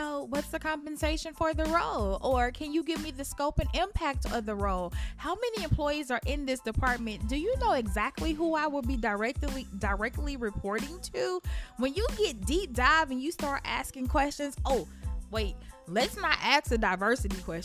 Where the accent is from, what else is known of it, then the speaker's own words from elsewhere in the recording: Memphis, Tennessee, United States; I'm from Memphis.